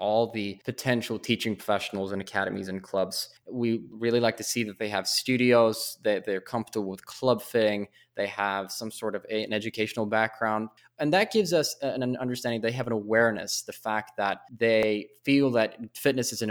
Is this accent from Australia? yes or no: no; Stockholm, Stockholm County, Sweden; I'm originally from Sweden or in Stockholm